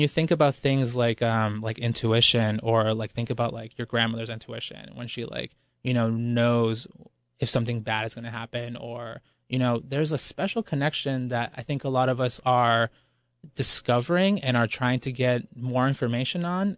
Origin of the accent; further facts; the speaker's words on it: Ecuador; moved away; I was born in Ecuador, and the word pueblo there, it refers to, you know, the masses of impoverished people, and, and that, those are really my roots